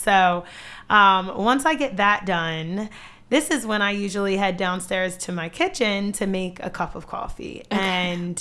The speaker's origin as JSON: {"language": "English", "region": "New Jersey", "country": "United States", "also_born_or_lived": "West Chester, Pennsylvania", "moved": "as an adult", "lives_now": "Bridgeport, United States", "said": "I am originally from South Jersey, but I went to college in Westchester, Pennsylvania, and then I moved to PA"}